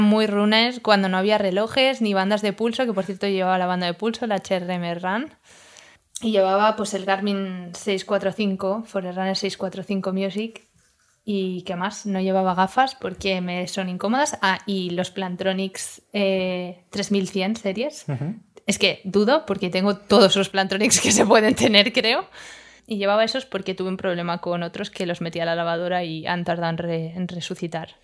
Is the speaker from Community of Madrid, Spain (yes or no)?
yes; Madrid, Community of Madrid, Spain; now in Barcelona, Spain; yo soy de Madrid